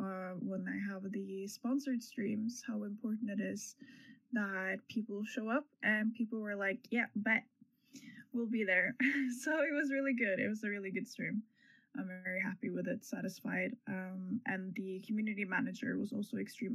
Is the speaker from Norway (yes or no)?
yes; Norway; English is a second language; I am from Norway